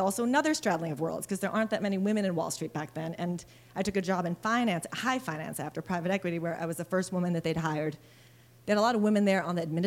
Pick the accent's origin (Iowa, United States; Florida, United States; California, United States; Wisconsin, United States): Wisconsin, United States; also born or lived in Philippines; I was born in the Philippines, and we moved to Wisconsin when I was six in the 1970s